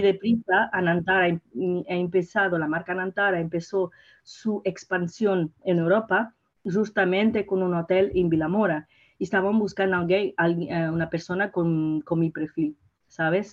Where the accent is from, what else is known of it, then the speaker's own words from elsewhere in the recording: Portugal; Spanish is a second language; also born or lived in Mozambique; soy portuguesa Sí. Y, claro, pero he nacido en Mozambique